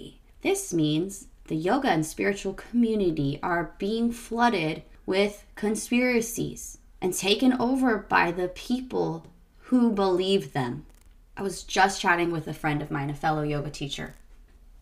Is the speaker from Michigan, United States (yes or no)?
no; Arizona, United States; Arizona, my home state where I grew up